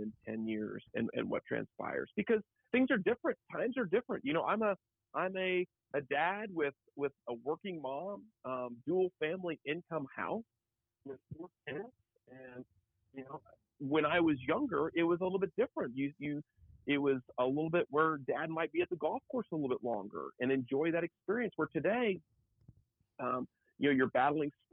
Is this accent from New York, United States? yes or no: no; Oklahoma City, Oklahoma, United States; now in Kansas City, United States; I'm from Oklahoma City